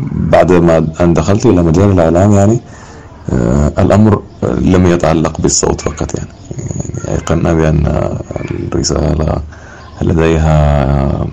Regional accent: Wad Madani, Gezira, Sudan; أنا من مواليد منطقة مدني في العام 1994

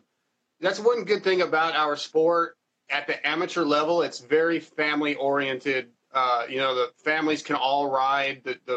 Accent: United States; I'm from America, so I only really know what it's like here.

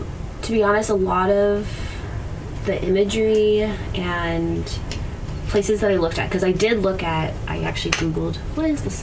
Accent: Kauai, Hawaii, United States; I'm from Kauai

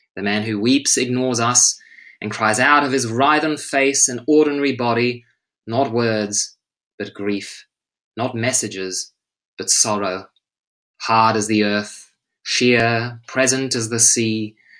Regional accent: Australia; now in Stockholm, Sweden; as an English teacher and an Australian

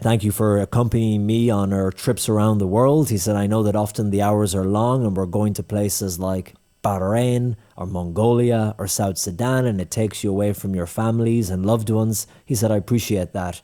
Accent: Ireland; I'm from Ireland.

